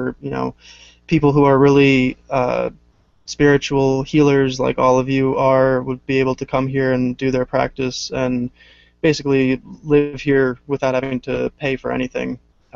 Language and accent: English; New Jersey, United States; moved away as an adult; now in upstate New York, United States; I'm originally from Jersey